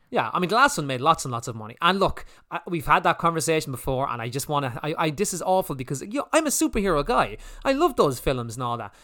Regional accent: Ireland; we're Irish

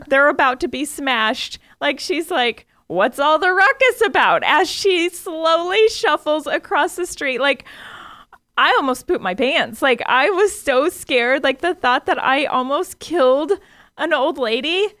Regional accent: United States; We're Americans

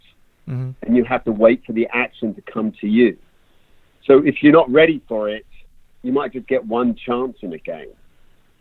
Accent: England, United Kingdom; moved away; also born or lived in London; I grew up in England. I am an Englishman

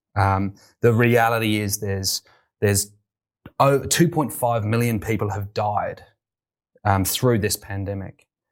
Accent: United Kingdom; moved away as an adult; also born or lived in London; now in Australia; I wasn't always here in Australia. You may tell from my accent. I'm from the U K

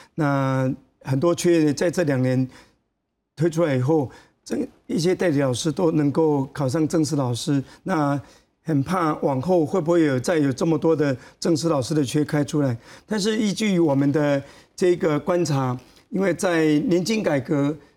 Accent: Yunlin County, Taiwan; moved away as an adult; also born or lived in Chiayi / Taipei; 我在嘉义师专毕业以后，如果是没办法回到自己的故乡去任教的话，比如说我是到台北，那我，我的故乡在云林，那我就，我的故乡在云林，我就，我的故乡在云林，我就是云林的， 哎，台北的流浪老师，因为我的故乡在云林

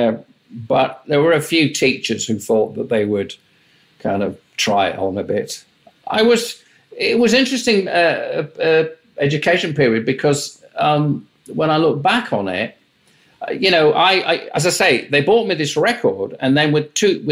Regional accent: Tadcaster, Yorkshire and the Humber, United Kingdom; I was born in Yorkshire, which is up in the north of England. My father was the principal of a grammar school. My mum sort of was my mum. I had a younger brother. We lived in a town halfway between Leeds and York until I was about 11.

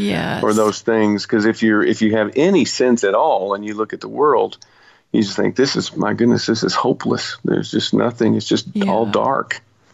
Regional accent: Nashville, Tennessee, United States; I was born in Nashville.

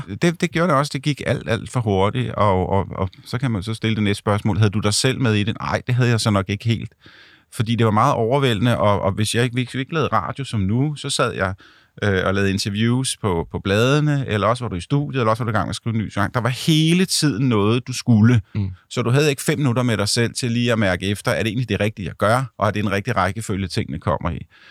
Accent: Ganløse, Capital Region of Denmark, Denmark; moved away; mine forældre bor øh, stadigvæk i Ganløs i, i mit barndomshjem

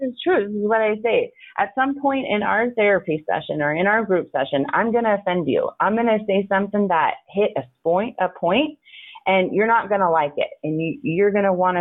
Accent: United States; also born or lived in San Antonio, Texas / northern Arizona; my childhood was split in San Antonio and then up in northern Arizona

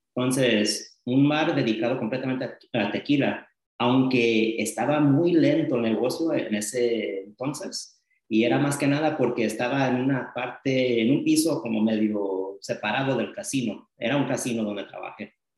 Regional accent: Los Angeles, California, United States; also born or lived in Las Vegas, Nevada; now in Visalia, United States; nací en mi departamento y ahí viví hasta los ocho años. Pero sí, del centro de Los Ángeles, a poco después ah, nos mudamos a este, Las Vegas porque había más oportunidades de trabajo para mis padres y ahí viví un buen tiempo, entonces crecí en Los Ángeles y también en Las Vegas

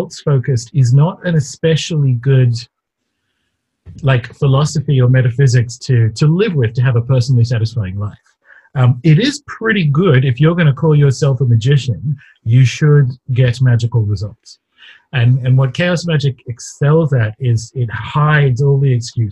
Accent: Newcastle, New South Wales, Australia; I grew up in Newcastle, Australia

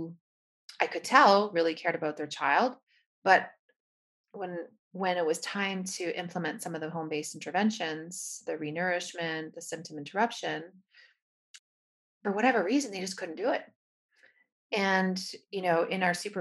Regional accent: Canada; now in United States; I'm from Canada, but now based out of the United States.

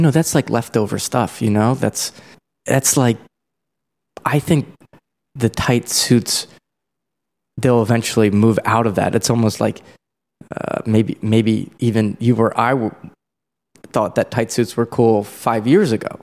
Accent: Columbia, Maryland, United States; I'm from Columbia, Maryland, which is like a suburb outside Baltimore

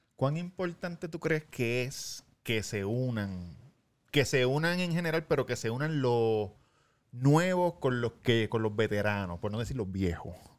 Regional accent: Puerto Rico; yo como boricua, porque lo que, lo que siempre digo, nosotros en Puerto Rico vivimos todavía bastante en una cápsula.

